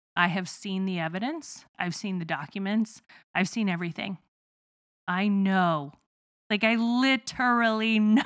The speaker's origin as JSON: {"language": "English", "region": "Midwest", "country": "United States", "accent": "southern twang", "said": "I'm from the Midwest and so I have a little bit of like a southern twang sort of thing going on"}